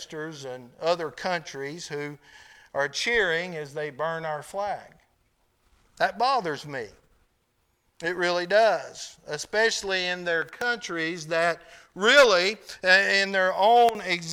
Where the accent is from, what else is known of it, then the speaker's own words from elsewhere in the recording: United States; I'm an American